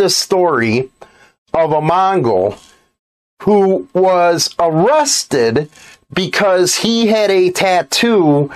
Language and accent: English; United States; I'm an American